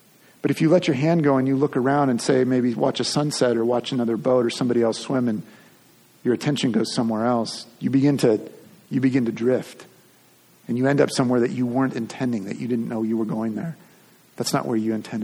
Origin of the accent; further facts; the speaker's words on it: Long Beach, California, United States; I grew up in Long Beach, California, and was probably 10-12 minutes from the beach